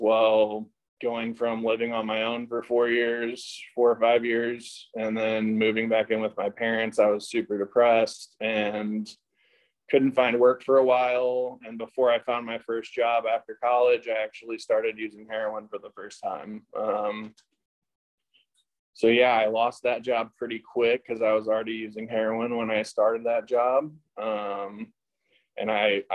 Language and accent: English; St. Louis, Missouri, United States; moved away as an adult; now in Costa Mesa, United States; I grew up in St. Louis, Missouri.